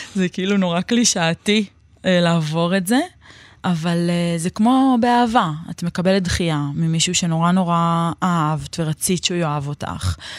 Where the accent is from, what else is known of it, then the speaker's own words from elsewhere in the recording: Neve Shalom, Jerusalem District, Israel; אני גדלתי בנווה שלום